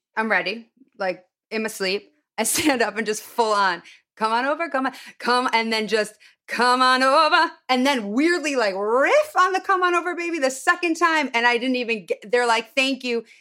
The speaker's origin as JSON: {"language": "English", "town": "Highland Park", "region": "Illinois", "country": "United States", "tie": "born or raised there", "moved": "yes"}